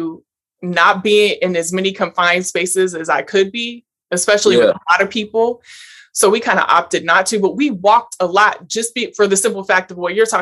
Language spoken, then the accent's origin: English; Portland, United States; I'm from Portland